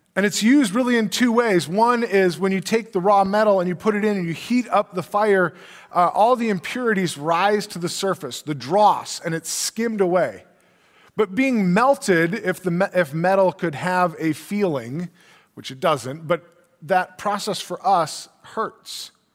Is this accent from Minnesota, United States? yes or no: yes; Brainerd, Minnesota, United States; I grew up in Brainerd, which is Crow Wing County